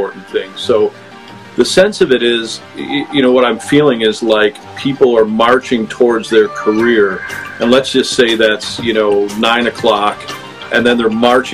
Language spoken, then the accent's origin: English; New York, United States; now in Fort Mill, United States; I'm a New Yorker